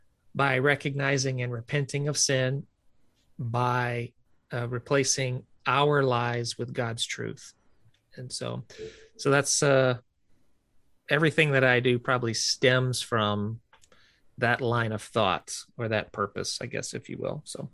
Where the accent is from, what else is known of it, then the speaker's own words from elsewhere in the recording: the South, United States; we were real active growing up in the South. I grew up in a Southern Baptist church